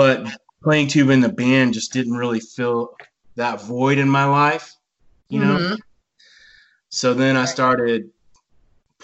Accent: Bandera, Texas, United States; I was a little kid and I grew up in Bandera, Texas

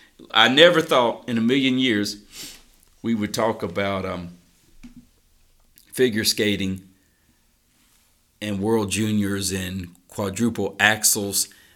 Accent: the South, United States; We are rednecks from the South

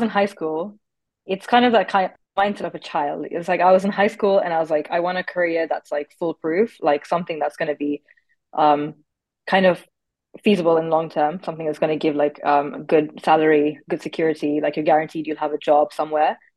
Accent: Nairobi, Kenya; moved away as an adult; also born or lived in Cambridge, United Kingdom; now in United Kingdom; I'm originally from Nairobi, Kenya, where I completed my high school education

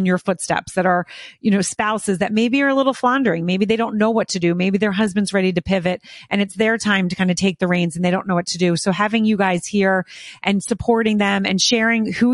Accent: outside of Philadelphia, Pennsylvania, United States; I grew up right outside of Philadelphia.

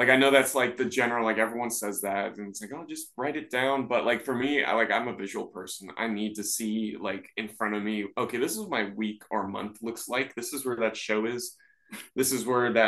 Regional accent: Raleigh, North Carolina, United States; I'm from Raleigh

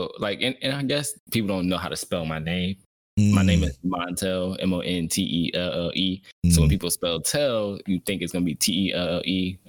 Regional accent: Cleveland, Ohio, United States; I am also from Cleveland, Ohio.

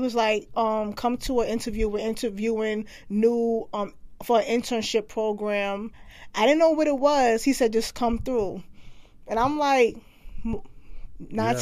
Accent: New York City, New York, United States; I grew up in Brooklyn, New York.

